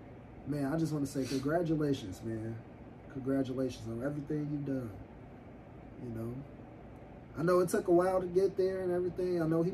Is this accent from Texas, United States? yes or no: no; Chicago, Illinois, United States; I'm from Chicago, if y'all don't know.